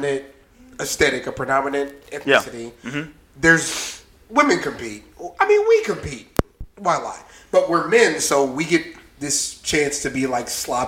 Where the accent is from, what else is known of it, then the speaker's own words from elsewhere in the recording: Texas, United States; also born or lived in Andrews Air Force Base, Maryland; we grew up in Texas.